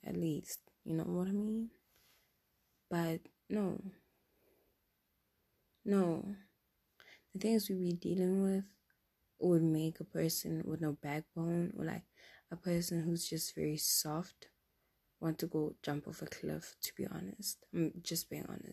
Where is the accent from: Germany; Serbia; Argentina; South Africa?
South Africa; English is a second language; moved away as an adult; now in Europe; I'm from South Africa